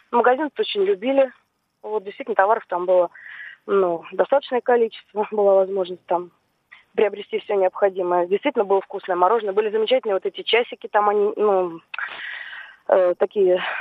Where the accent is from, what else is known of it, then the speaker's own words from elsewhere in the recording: Moscow, Russia; Я выросла, родилась и выросла на Варшаносевском переулке. Это как раз Кузнецкий мост там рядом.